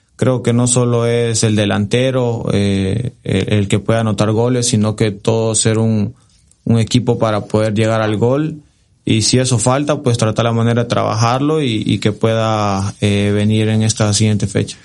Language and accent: Spanish; Santa Tecla, La Libertad, El Salvador; por mi ciudad y por, por donde yo nací, por toda la gente que me ha visto crecer, soy del Santa Tecla